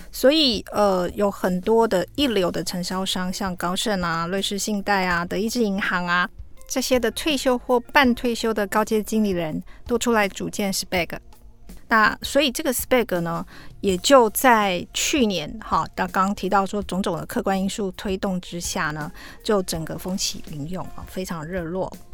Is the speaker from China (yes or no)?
no; Taiwan; 那这个 unit 我们台湾人比较陌生啦